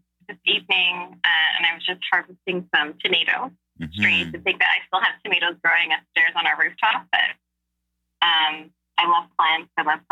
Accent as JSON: {"language": "English", "town": "Montreal", "region": "Quebec", "country": "Canada", "tie": "born or raised there", "moved": "as an adult", "lives_now": "Toronto, Canada", "said": "born and raised in Montreal, parents from the West Indies"}